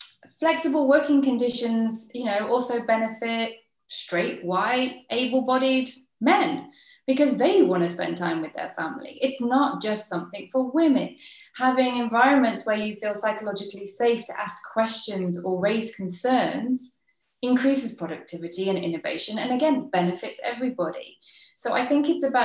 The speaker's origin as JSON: {"language": "English", "region": "England", "country": "United Kingdom", "accent": "English", "first_language": "English", "moved": "as an adult", "lives_now": "Netherlands", "said": "I'm British"}